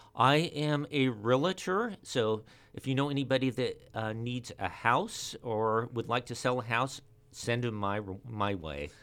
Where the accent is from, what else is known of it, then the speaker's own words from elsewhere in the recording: Ventura, California, United States; I was born and raised here in Ventura